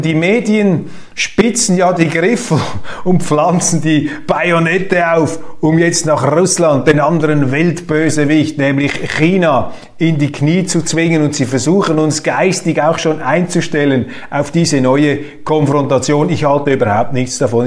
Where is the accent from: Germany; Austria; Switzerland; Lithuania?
Switzerland